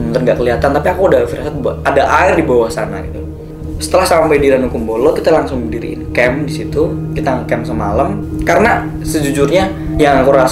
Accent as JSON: {"language": "Indonesian", "town": "Surakarta", "region": "Central Java", "country": "Indonesia", "said": "Aku datang dari kotaku, dari kota Solo, berdua, hanya dua orang"}